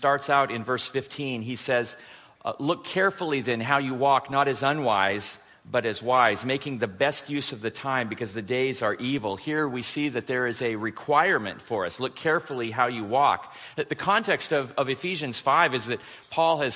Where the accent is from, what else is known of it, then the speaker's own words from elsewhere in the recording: Portland, Oregon, United States; I'm from Portland, Oregon